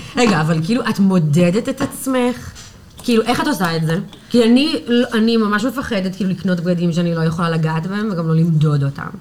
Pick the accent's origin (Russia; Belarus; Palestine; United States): United States; New York; Hebrew is a second language; moved away as an adult; now in Tel Aviv, Israel; אני מניו יורק. אני בתל אביב, וואו, הקיץ זה עשר שנים